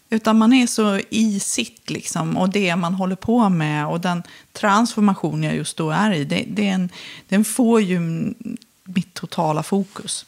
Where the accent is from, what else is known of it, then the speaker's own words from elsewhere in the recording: Filipstad, Värmland, Sweden; Jag växte upp i Filipstad